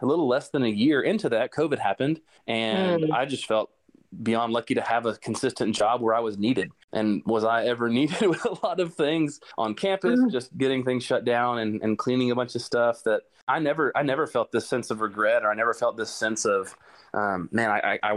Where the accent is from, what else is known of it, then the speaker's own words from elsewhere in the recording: Rusk, Texas, United States; moved away as an adult; now in Dallas, United States; I'm from East Texas. I'm from Rusk, which is south of Tyler